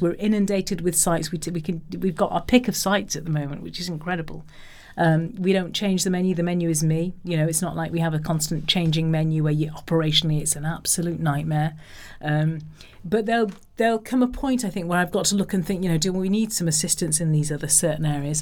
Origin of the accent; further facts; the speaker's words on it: Liverpool, North West England, United Kingdom; I come from Liverpool